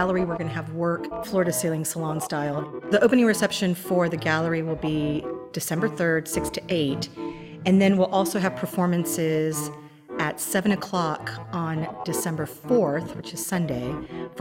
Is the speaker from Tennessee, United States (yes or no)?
no; Central Texas, United States; moved away as an adult; also born or lived in Philadelphia; now in Wichita, United States; I grew up in Central Texas